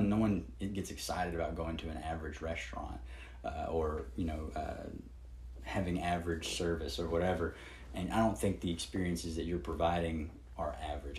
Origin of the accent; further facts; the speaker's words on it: the South, United States; I grew up down here in the South